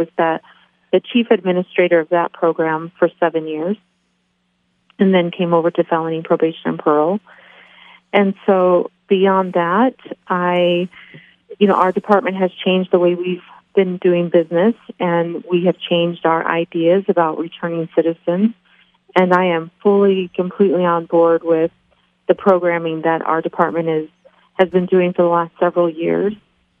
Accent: Tennessee, United States; born there; also born or lived in South Carolina; now in Idaho, United States; I grew up in the military, so I've lived everywhere. I was born in Tennessee, and then from there, lived all across our nation, several different states, grew up all over the place. I mainly associate home with South Carolina

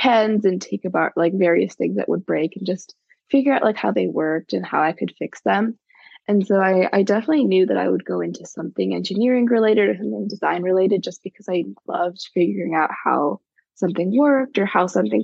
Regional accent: Los Angeles, California, United States; I grew up like a little bit north of the of Los Angeles, in the San Fernando Valley

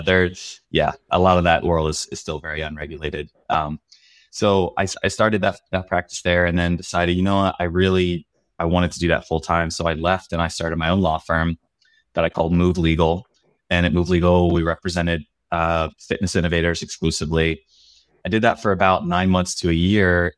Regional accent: Pennsylvania, United States; moved away as an adult; also born or lived in Davis, California; I grew up in Pennsylvania in a really small town in rural Pennsylvania

